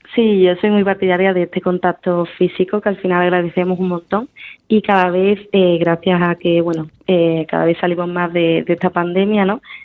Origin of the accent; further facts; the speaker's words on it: Seville, Andalusia, Spain; soy sevillana